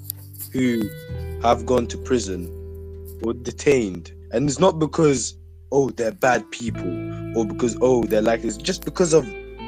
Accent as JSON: {"language": "English", "town": "Handsworth", "region": "West Midlands", "country": "United Kingdom", "said": "And it's like, so because you're from Quinton and I'm from Handsworth, we've ended up like this."}